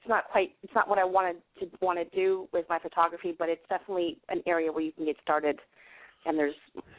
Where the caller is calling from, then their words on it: Washington, District of Columbia, United States; No, I'm sorry, D.C.